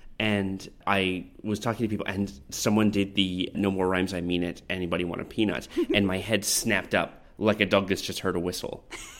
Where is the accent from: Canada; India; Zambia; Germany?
Canada; And I'm Canadian